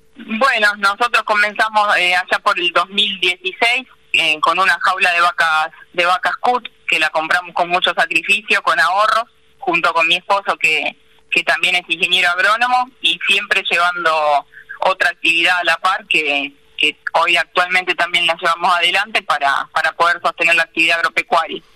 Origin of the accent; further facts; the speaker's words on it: Paso del Rey, Buenos Aires Province, Argentina; also born or lived in Marcos Paz; yo nací en Paso del Rey, soy hija de una familia de comerciantes